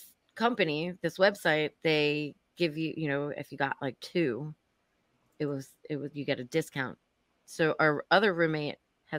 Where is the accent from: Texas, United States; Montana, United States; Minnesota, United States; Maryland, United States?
Maryland, United States; outside of Baltimore; now in Washington, D.C., United States; I was outside of Baltimore. I went to the Bryn Mawr School of Girls.